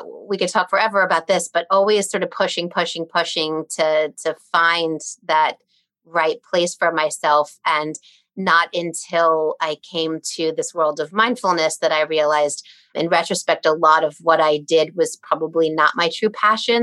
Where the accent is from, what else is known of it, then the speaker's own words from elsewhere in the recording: Dayton, Ohio, United States; now in Westchester, United States; I grew up in Dayton, Ohio